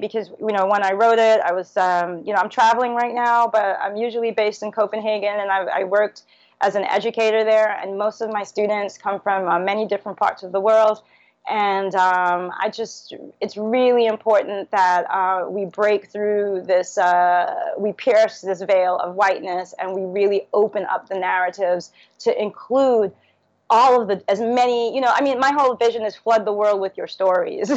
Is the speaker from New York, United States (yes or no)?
yes; New York City, New York, United States; also born or lived in Trinidad; now in Trinidad and Tobago; growing up in Brooklyn